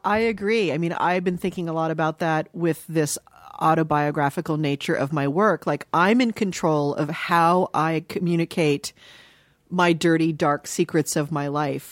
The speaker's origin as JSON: {"language": "English", "town": "Dayton", "region": "Ohio", "country": "United States", "tie": "born or raised there", "said": "I was born in Dayton, Ohio"}